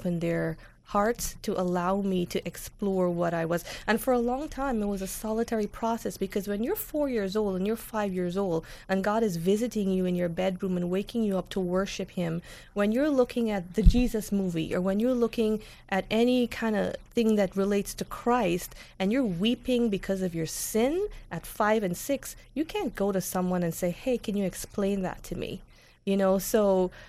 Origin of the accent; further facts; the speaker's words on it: Guyana; moved away as an adult; also born or lived in New York; now in United States; I grew up in Guyana